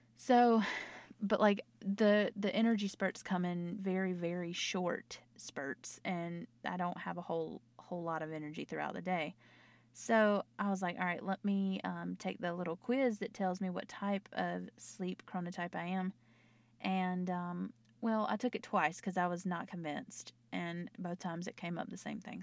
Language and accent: English; North Carolina, United States; accent: Southern; I'm from the South. I'm from North Carolina, if you haven't heard in my accent